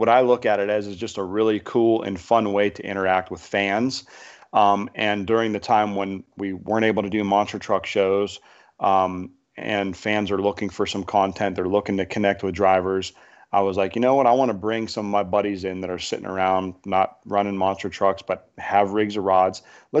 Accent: Canfield, Ohio, United States; Canfield, my hometown.

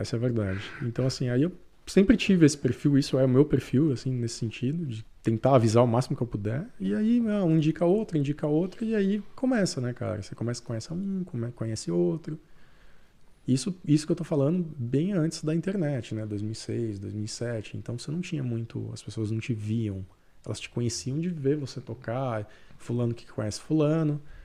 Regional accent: Jaci, São Paulo, Brazil; moved away as an adult; now in Canada; Eu sou de uma cidade do interior de São Paulo.

